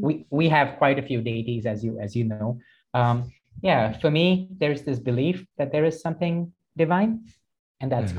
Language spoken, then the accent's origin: English; Delhi, India; moved away; also born or lived in Toronto; I grew up in Delhi